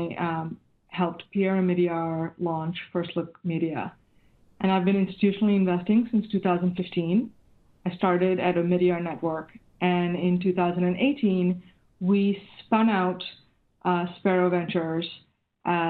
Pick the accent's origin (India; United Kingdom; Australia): India; moved away as an adult; now in Silicon Valley, United States; I grew up in India, and I came to the U.S. in 1995 and to Silicon Valley in early 99.